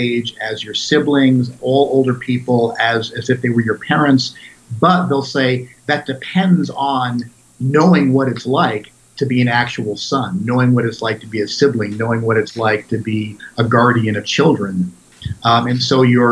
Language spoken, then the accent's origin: English; United States; I'm a teacher, I'm an author, I'm an American